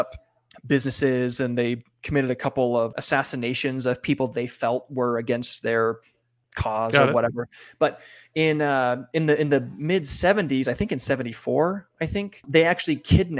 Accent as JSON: {"language": "English", "region": "Northern California", "country": "United States", "moved": "yes", "lives_now": "Utah, United States", "said": "I'm from Northern California myself"}